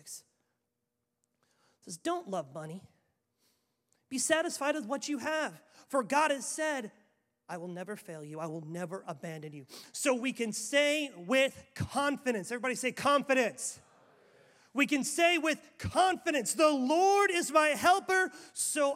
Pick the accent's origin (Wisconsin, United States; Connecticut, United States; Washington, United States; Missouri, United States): Wisconsin, United States; Waupaca; born or raised there